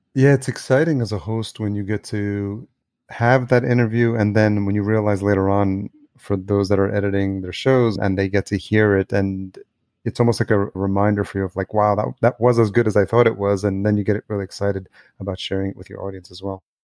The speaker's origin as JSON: {"language": "English", "region": "New York", "country": "United States", "tie": "born or raised there", "also_born_or_lived": "Los Angeles", "moved": "as an adult", "lives_now": "Minneapolis, United States", "said": "I'm in a new city, I'm in Minneapolis, but I grew up in New York and I've lived in L"}